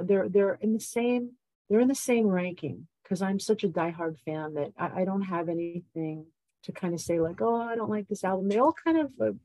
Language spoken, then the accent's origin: English; New York, United States; being a New Yorker